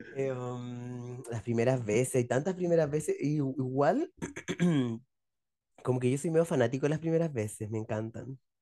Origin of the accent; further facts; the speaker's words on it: Chile; Nosotros somos bastante chilenos